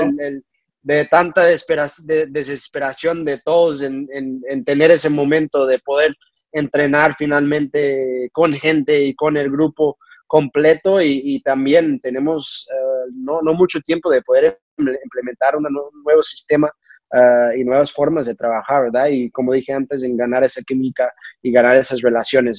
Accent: United States; also born or lived in Portugal; now in Cincinnati, United States; siendo mexicano, creciendo, bueno, México-americanos, creciendo en, un lugar

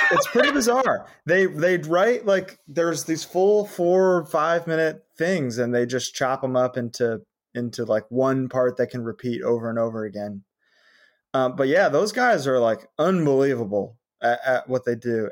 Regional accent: Connecticut, United States; now in California, United States; I'm from Connecticut, but I've lived in California longer.

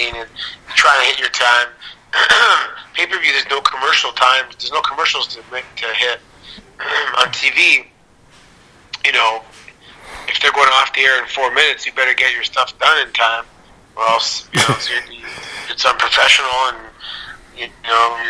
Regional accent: Toronto, Ontario, Canada; I grew up in Toronto, so we're just outside Toronto.

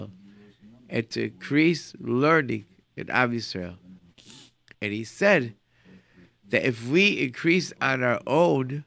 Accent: Rochester, New York, United States; moved away; I come from Rochester

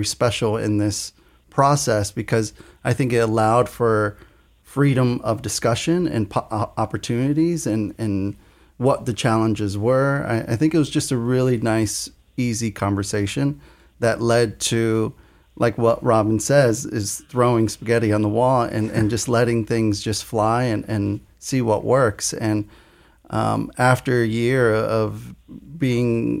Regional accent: Norwalk, Connecticut, United States; also born or lived in New Mexico; coming back to my hometown

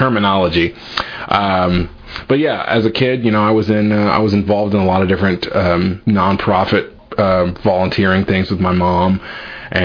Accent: San Francisco Bay Area, California, United States; now in Kentucky, United States; I'm originally from the San Francisco Bay Area, and my mom is originally from Adair County, but here in Kentucky, but I'm from the Bay Area, and she worked in city government for like 32 years

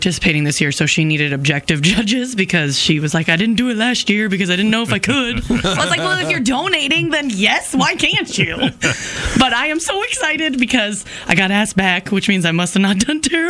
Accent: Earlham, Iowa, United States; I'm from Earlham.

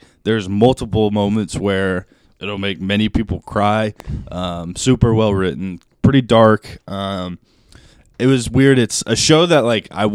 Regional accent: United States; as an American

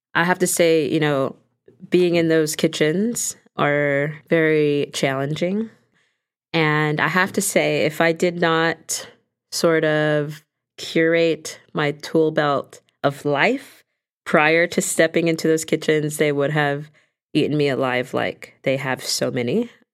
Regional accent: Los Angeles, California, United States; growing up in Los Angeles

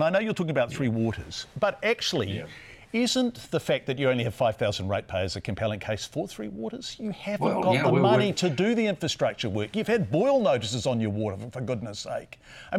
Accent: Wellington, New Zealand; born or raised there; moved away

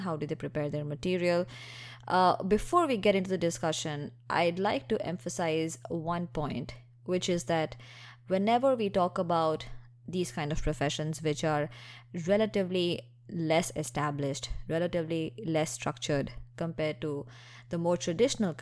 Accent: India; moved away; I grew up in India

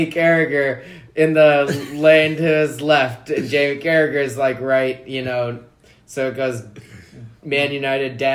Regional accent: Perth, Western Australia, Australia; That's Australian. I'm from Perth

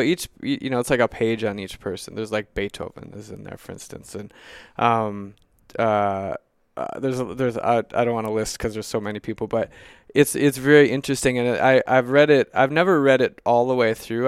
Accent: Mankato, Minnesota, United States; also born or lived in Duluth, Minnesota; I grew up in Mankato, Minnesota and then I moved to Duluth

